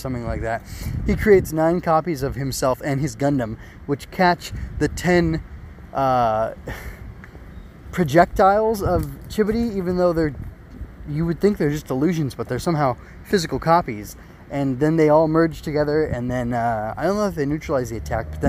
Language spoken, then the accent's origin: English; United States; as an American